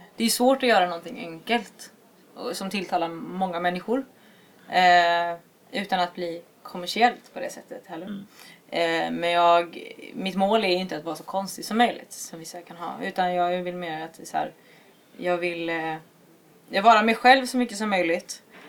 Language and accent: Swedish; Alingsås, Västra Götaland, Sweden; also born or lived in Gothenburg; now in Jönköping, Sweden; jag är från Alingsås från början men jag har bott i Göteborg och nu bor jag i Jönköping